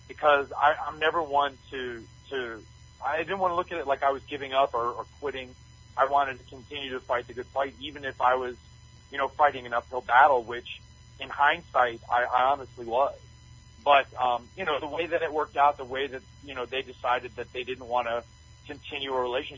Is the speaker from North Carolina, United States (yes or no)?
yes; North Carolina, United States; I grew up in North Carolina